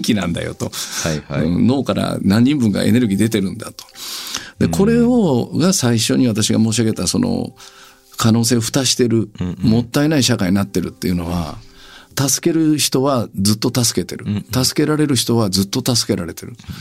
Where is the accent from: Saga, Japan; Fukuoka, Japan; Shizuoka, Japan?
Fukuoka, Japan; Kitakyushu; 北九州から来ました